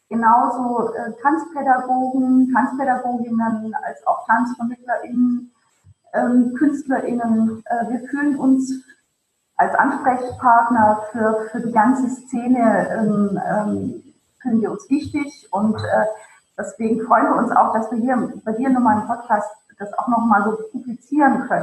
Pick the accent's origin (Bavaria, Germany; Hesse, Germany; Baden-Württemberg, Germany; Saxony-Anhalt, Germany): Baden-Württemberg, Germany; Ravensburg; Kleinstadt, aus der ich komme, aus dem Ravensburg, dann eben auch ähm, natürlich äh, an, einer, an einer Kinderballettschule äh, gelernt